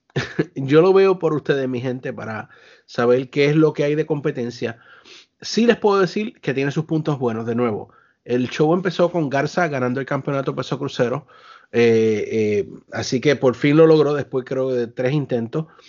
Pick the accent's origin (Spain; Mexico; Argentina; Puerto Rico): Puerto Rico; Somos boricua